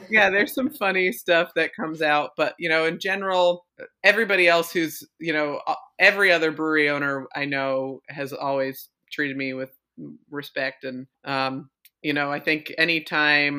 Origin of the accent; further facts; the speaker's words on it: Vermont, United States; moved away; I'm from Vermont originally